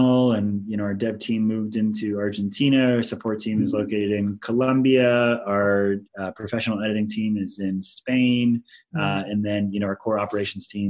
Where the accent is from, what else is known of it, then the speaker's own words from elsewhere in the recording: Maui, Hawaii, United States; I am from Hawaii